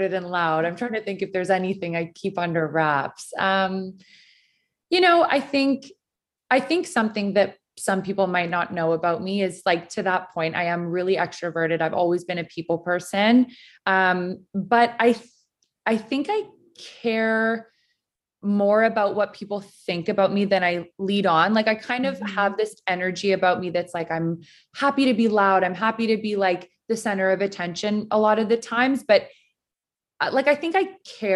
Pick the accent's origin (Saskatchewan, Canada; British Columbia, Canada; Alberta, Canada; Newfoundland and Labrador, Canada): British Columbia, Canada; Vancouver; growing up in Vancouver, being around mountains in the ocean